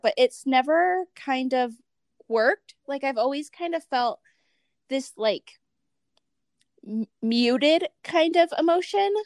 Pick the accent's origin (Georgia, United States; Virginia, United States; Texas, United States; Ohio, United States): Ohio, United States; moved away as an adult; now in Utah, United States; I'm from Ohio. So it was never, like, my idea to live in Utah